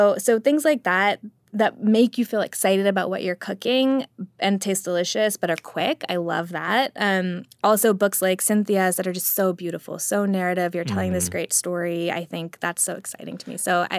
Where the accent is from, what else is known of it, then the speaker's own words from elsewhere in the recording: the American South, United States; I'm a Southerner who's also Indian.